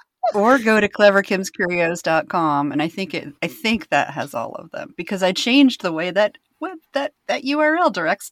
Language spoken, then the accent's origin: English; Roanoke, Virginia, United States; also born or lived in North Carolina; I grew up in Roanoke, Virginia, bro.